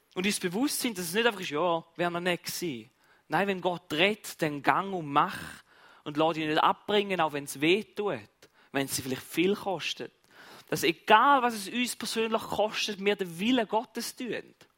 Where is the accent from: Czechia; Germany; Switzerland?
Switzerland; bei uns in der Schweiz